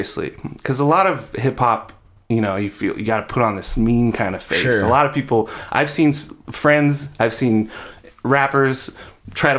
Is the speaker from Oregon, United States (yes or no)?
yes; Eugene, Oregon, United States; we're all from Eugene